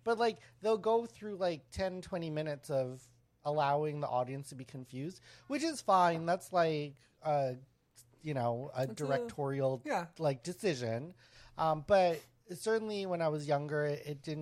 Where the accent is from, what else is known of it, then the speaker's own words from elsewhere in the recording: Winnipeg, Manitoba, Canada; I grew up around Filipinos in Winnipeg